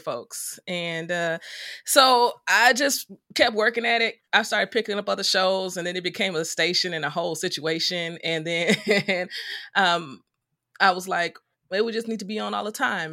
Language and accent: English; Chicago, Illinois, United States; I'm from the south side of Chicago. I grew up with my mom, my dad, and my older sister.